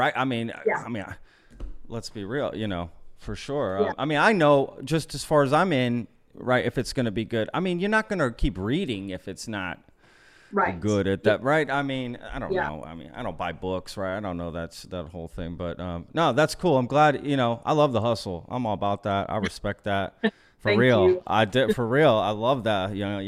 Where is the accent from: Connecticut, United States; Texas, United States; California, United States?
Texas, United States; moved away as an adult; also born or lived in Pennsylvania; I'm from Texas